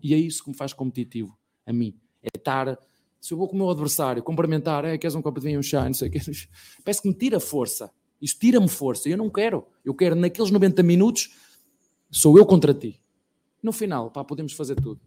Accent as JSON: {"language": "Portuguese", "town": "Penafiel", "region": "Porto District", "country": "Portugal", "moved": "as an adult", "lives_now": "Brazil", "said": "até no Penafiel, que é uma, terrinha bem pequenina de onde eu venho"}